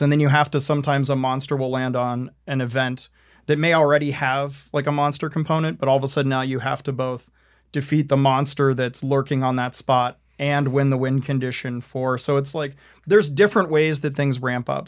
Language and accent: English; Maryland, United States; growing up in the Mid-Atlantic, like, growing up in Maryland